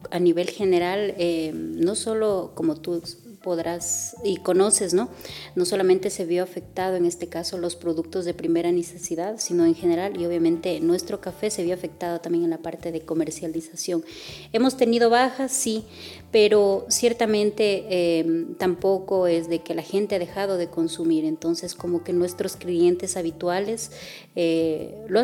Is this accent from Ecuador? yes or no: yes; Olmedo, Ecuador; la materia prima yo lo traigo de, de mi, de mi cantón, de donde yo soy